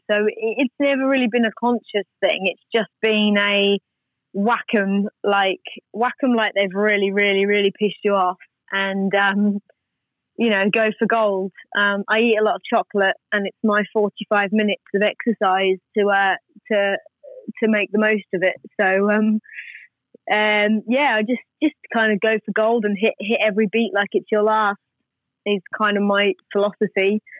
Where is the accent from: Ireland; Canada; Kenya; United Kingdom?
United Kingdom; England; also born or lived in Australia; So I'm from England originally, and I'd just been in Australia like for several years.